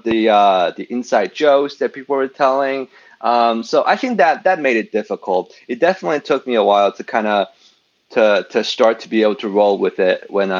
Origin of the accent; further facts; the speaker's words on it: China; moved away; also born or lived in United States; growing up in China